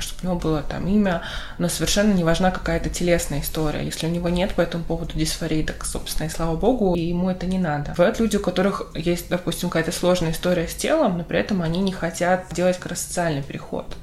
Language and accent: Russian; Yekaterinburg, Sverdlovsk Oblast, Russia; Я родилась в Екатеринбурге